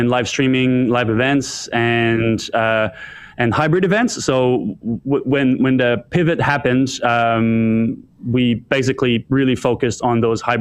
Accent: Ottawa, Ontario, Canada; moved away as an adult; now in Australia; I was born in Ottawa, Canada. I'm French-Canadian

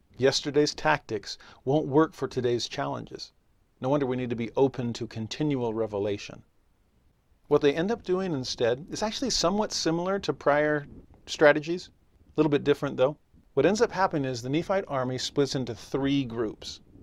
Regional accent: California, United States; moved away as an adult; also born or lived in Tennessee; I was raised in California, and for eight years raised my kids in Tennessee

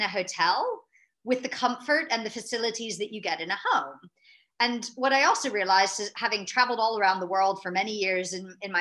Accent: United States; moved away as an adult; now in London, United Kingdom; I'm an American, but transplanted over to Europe. So I've actually spent most of my adult life in London

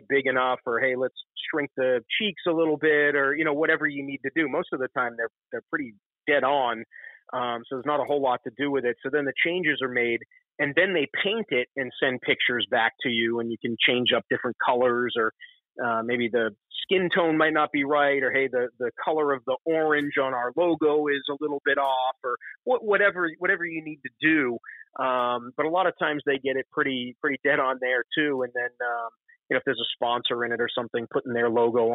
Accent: Concord, Massachusetts, United States; moved away; also born or lived in Manchester, New Hampshire; I was born in about outside of Boston in a town called Concord, Mass.

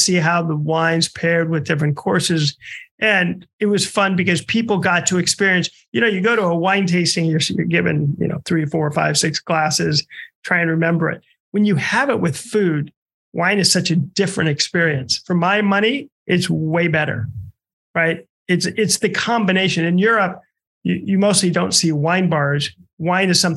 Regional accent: Omaha, Nebraska, United States; moved away; I'm from Omaha

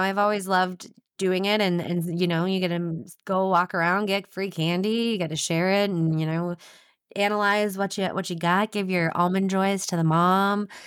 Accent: Anoka, Minnesota, United States; I grew up in Anoka, which is the Halloween capital of the world.

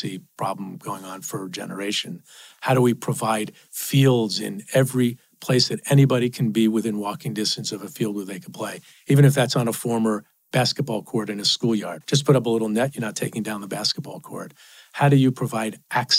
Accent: New York City, New York, United States; I grew up in Queens, five people in a two-bedroom apartment

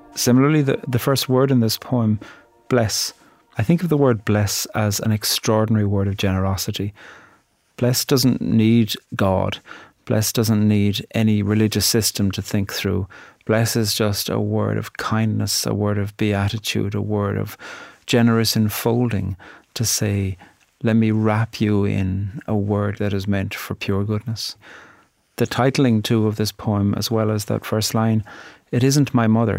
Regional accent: Ireland; I'm a poet from Ireland

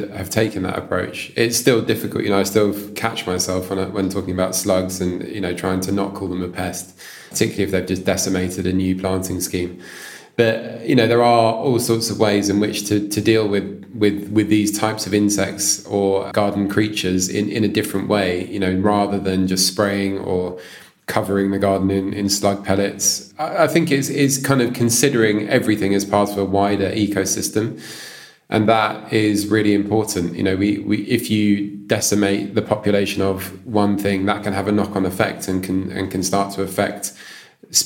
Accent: London, United Kingdom; as a child, I grew up near Richmond Park

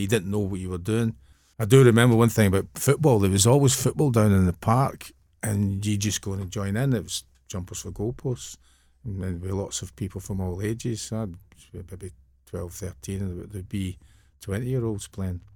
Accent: Airdrie, Scotland, United Kingdom; also born or lived in Bellshill; I was born in Bellshill, but I'm from Airdrie.

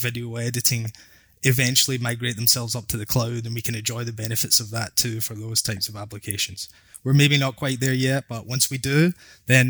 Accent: Glasgow, Scotland, United Kingdom; accent: Scottish; moved away as an adult; now in Canada; my Scottish accent

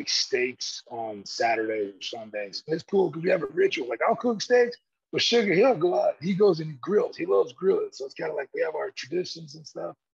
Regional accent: Georgia, United States; I'm from Georgia

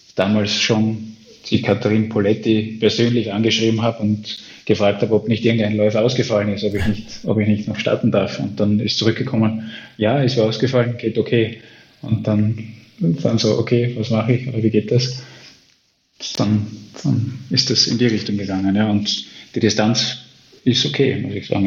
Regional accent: Austria; ich bin Österreicher.

